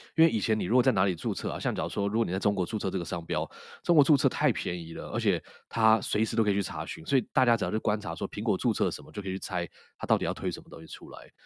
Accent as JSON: {"language": "Chinese", "region": "Taipei", "country": "Taiwan", "tie": "born or raised there", "said": "我们从小在台北长大"}